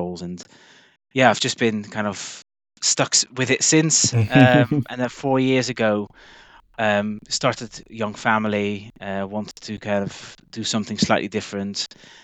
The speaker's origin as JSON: {"language": "English", "country": "Netherlands", "moved": "as an adult", "lives_now": "Bristol, United Kingdom", "said": "I'm originally from the Netherlands"}